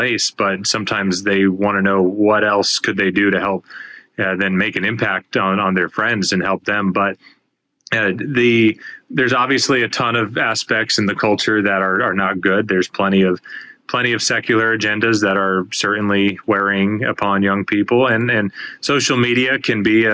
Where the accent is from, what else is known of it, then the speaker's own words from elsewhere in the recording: Arkansas, United States; I had a year and a half left of high school where I was growing up in Arkansas